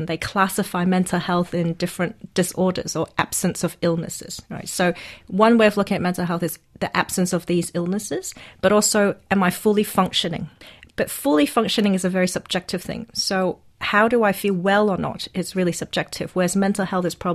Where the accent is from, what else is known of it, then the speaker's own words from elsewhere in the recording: Hong Kong; I'm from Hong Kong, and I'm a social entrepreneur